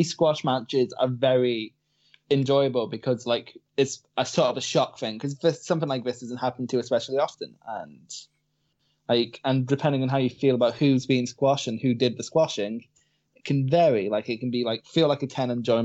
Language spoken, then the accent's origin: English; Scotland, United Kingdom; I am Scottish